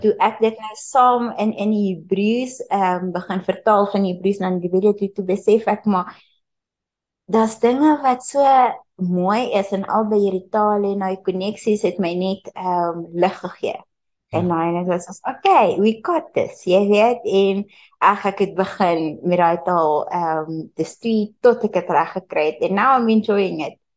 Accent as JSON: {"language": "Afrikaans", "town": "Pretoria", "region": "Gauteng", "country": "South Africa", "tie": "born or raised there", "also_born_or_lived": "Mpumalanga", "said": "ek is in Mpumalanga gebore, maar uh eh, toe toe ek ses was, toe het ons Gauteng toe getrek. Ons het Pretoria toe getrek"}